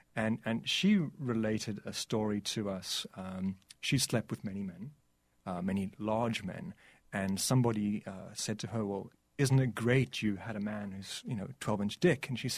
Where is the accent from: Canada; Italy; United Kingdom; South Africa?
South Africa; I'm from South Africa, so this was a way for me to try and give back to the country that gave me so much.